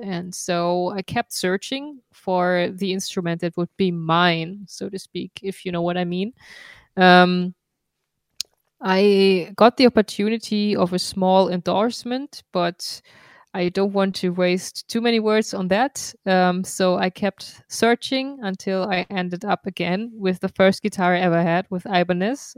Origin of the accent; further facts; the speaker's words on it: Darmstadt, Hesse, Germany; We are in my hometown, Darmstadt, in Goldene Krone